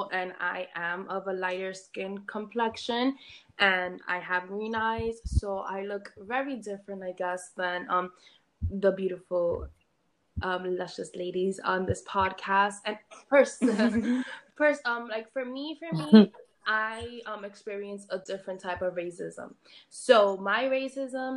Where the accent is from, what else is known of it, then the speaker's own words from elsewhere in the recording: New York City, New York, United States; I'm from the hood. And I grew up in Highbridge. And I'm from the Bronx